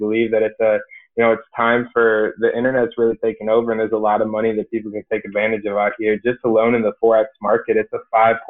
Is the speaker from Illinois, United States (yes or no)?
yes; Illinois, United States; I'm originally from small town, middle of nowhere, Illinois. That's the easiest way for me to break it down. But I'm from farm country. My hometown had less than 1,000 people